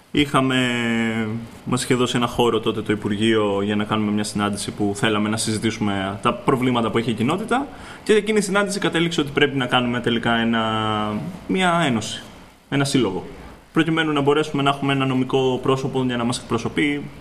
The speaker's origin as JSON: {"language": "Greek", "country": "Greece", "said": "είμαι Έλληνας, φτιάχνω παιχνίδια"}